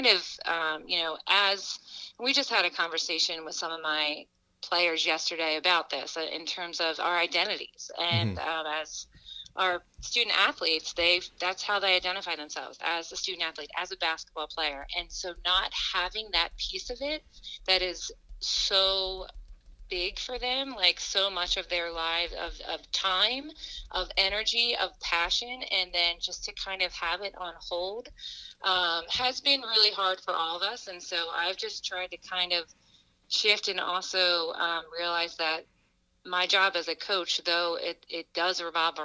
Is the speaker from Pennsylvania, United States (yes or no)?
yes; Springfield, Pennsylvania, United States; also born or lived in Scranton; I grew up in the area in like the Philadelphia suburbs, Springfield, Delaware County.